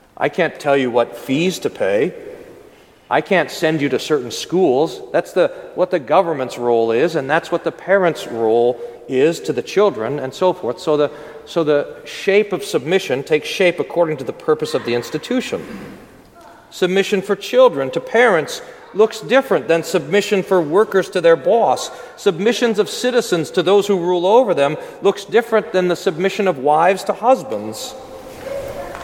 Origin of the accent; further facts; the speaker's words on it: United States; we're American